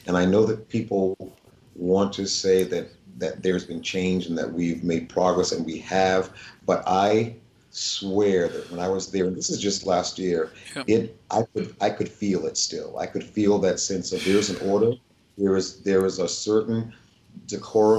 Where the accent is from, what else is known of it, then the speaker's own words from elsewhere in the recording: Edenton, North Carolina, United States; moved away; I was born there in 1952